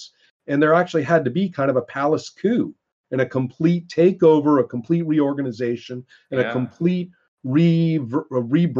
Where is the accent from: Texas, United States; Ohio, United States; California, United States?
California, United States; Monterey Peninsula; I grew up on the Montreal Peninsula